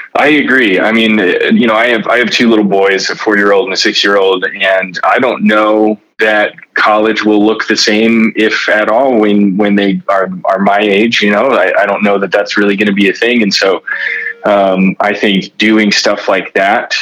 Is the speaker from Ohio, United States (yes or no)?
no; Reading, Pennsylvania, United States; I grew up in Reading, Pennsylvania